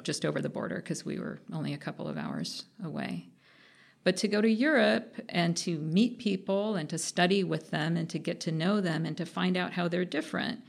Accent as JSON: {"language": "English", "town": "Anaheim", "region": "California", "country": "United States", "tie": "born or raised there", "also_born_or_lived": "Los Angeles, California", "moved": "yes", "said": "I was born in L A, but I grew up in Orange County, which is in between Los Angeles and San Diego"}